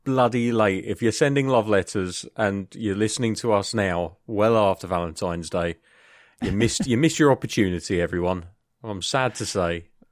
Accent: United Kingdom; from the U K.

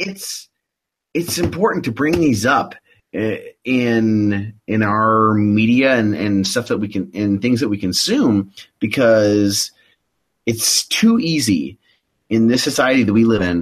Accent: the Ozarks, Midwest, United States; I'm from the Midwest, and I'm an Ozark boy

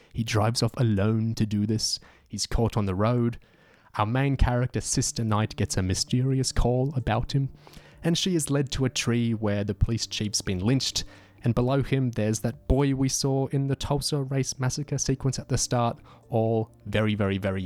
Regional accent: Australia; I'm an Australian

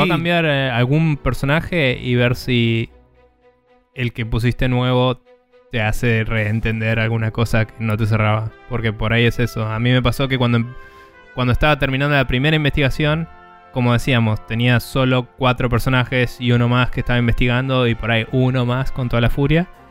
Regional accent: Argentina; nuestro país

